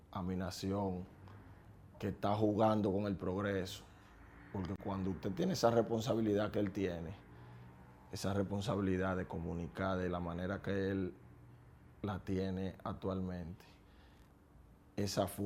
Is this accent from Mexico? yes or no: no; Dominican Republic; pues yo soy dominicano y me duele mi país.